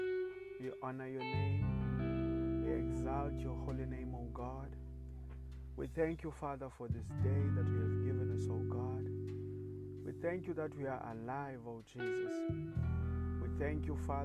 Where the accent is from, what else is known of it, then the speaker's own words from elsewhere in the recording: South Africa; I come from South Africa.